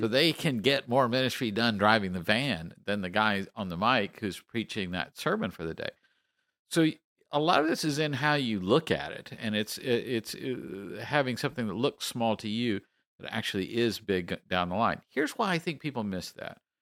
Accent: Texas, United States; I am from Texas

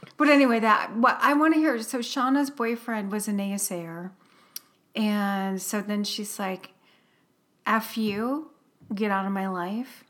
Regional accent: Midwest, United States; we grew up in the Midwest where there were, um, tornadoes

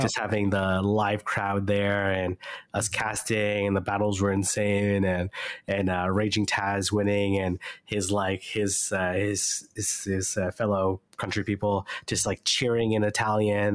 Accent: Canada; I'm Canadian

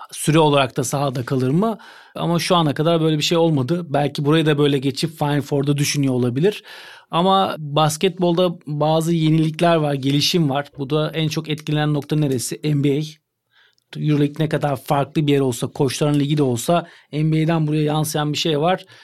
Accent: Turkey; bir Türk olarak, Türk antrenör olarak

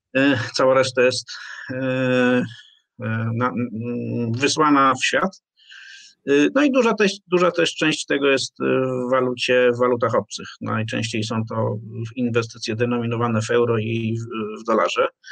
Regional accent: Poznań, Greater Poland, Poland; pochodzę z Poznania, więc mam w sobie dyscyplinę finansową

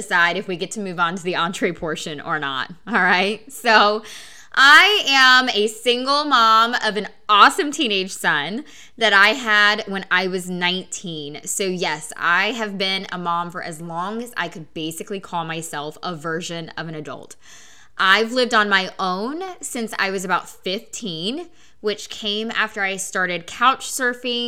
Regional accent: Oklahoma, United States; born or raised there

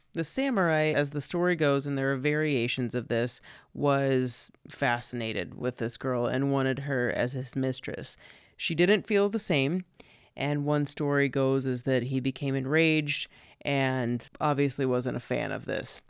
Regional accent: southern Missouri, United States; my hometown in southern Missouri

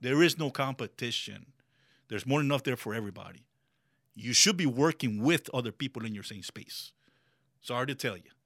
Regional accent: Miami, Florida, United States; English is a second language; moved away as an adult; now in Ocala, United States; growing up in Miami

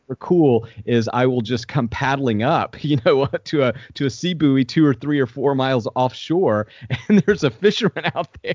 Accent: Southwest Georgia, United States; I grew up in Southwest Georgia, a hundred and seventy-two miles from the ocean.

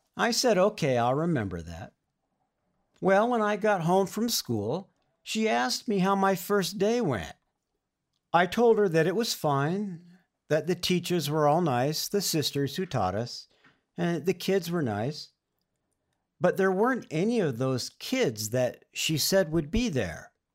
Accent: Oxnard, California, United States; we moved from Northern California to Southern California to the town where I would eventually grow up, in Oxnard, in Ventura County, north of L

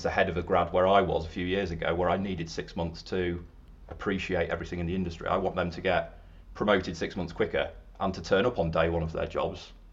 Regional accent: Yorkshire and the Humber, United Kingdom; moved away as an adult; also born or lived in London; I am from up north. I'm from Yorkshire, not Lancashire. Over here on the wrong side of the Pennines.

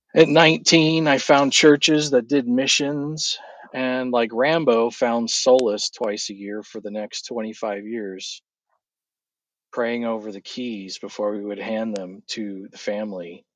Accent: California, United States; moved away as an adult; also born or lived in Prescott, Arizona; I grew up in California

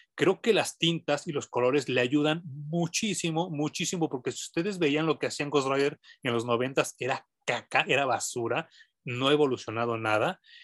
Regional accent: Mexico City, Mexico; yo crecí en Barrio Bajo, yo, yo soy de la San Rafael

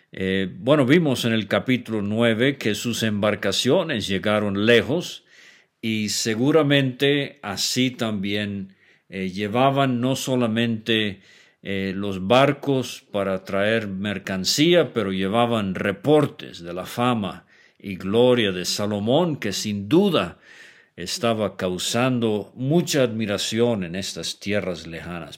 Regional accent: Venezuela; yo crecí como muchacho en Venezuela

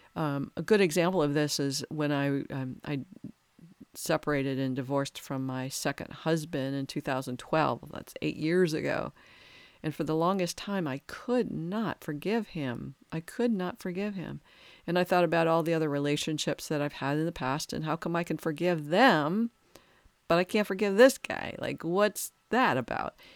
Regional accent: United States

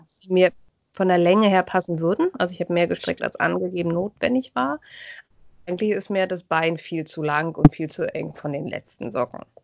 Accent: Germany; bei uns in Deutschland

